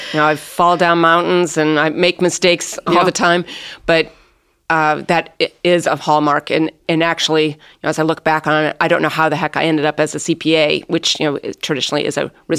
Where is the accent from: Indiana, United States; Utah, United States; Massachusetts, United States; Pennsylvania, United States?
Indiana, United States; South Bend; I grew up in South Bend, Indiana